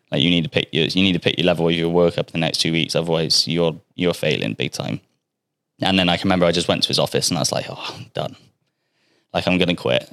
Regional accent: Bristol, South West England, United Kingdom; moved away as an adult; now in Australia; I'm from Bristol

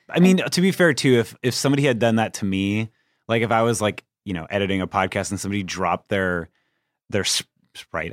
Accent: Anaheim, California, United States; I'm from Anaheim

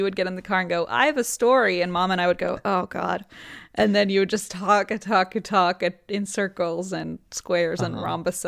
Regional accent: Grand Rapids, Michigan, United States; now in Kentucky, United States; my hometown of Grand Rapids, Michigan

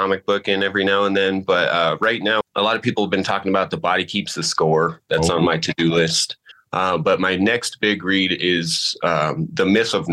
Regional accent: Colorado, United States; also born or lived in Illinois; I've been in Colorado since I was maybe six. So Colorado is home to me

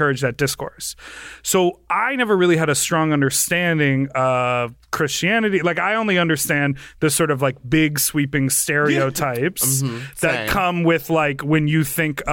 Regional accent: Chicago, Illinois, United States; I'm from Chicago

